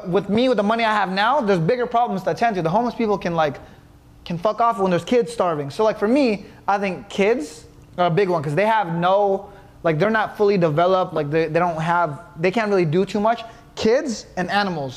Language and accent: English; Los Angeles, California, United States; in my hometown where I'm from